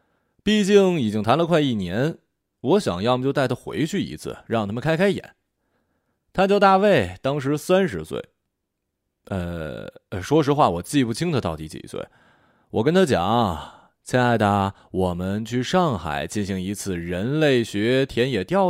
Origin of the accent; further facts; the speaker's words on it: Shanghai, China; 我们上海人不玩这个，这不是我们的运动项目。